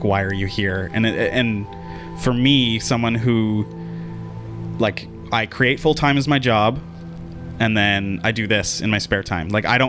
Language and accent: English; Langley, British Columbia, Canada; also born or lived in Surrey; So I grew up in Langley in Surrey